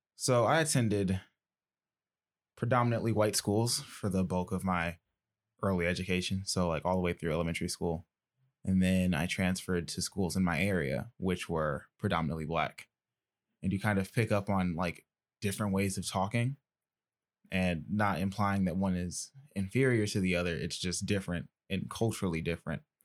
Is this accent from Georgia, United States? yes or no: yes; Decatur, Georgia, United States; I'm from Decatur